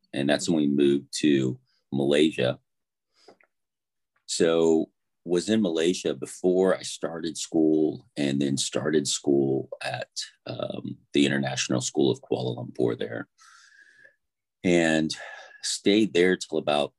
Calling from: Oklahoma, United States; So I'm in Oklahoma, which is in the United States, and it's about 5:30 in the morning.

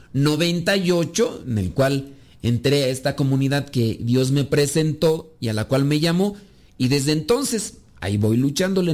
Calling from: Yonkers, New York, United States; lo escucho desde Jonker, Nueva York

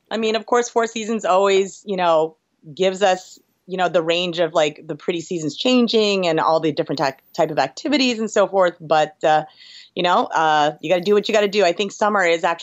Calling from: New York, United States; New York, New York.

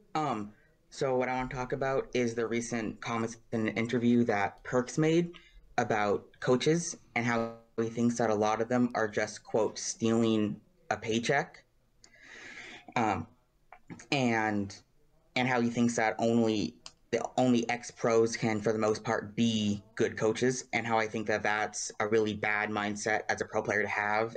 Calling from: San Bernardino County, California, United States; I'm calling from San Bernardino County, California

